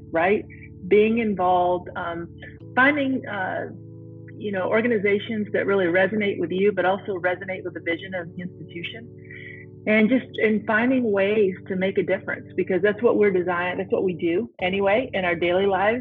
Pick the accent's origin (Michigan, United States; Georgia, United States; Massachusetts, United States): Michigan, United States; Climax; I'm from a tiny town called Climax, Michigan, between Battle Creek and Kalamazoo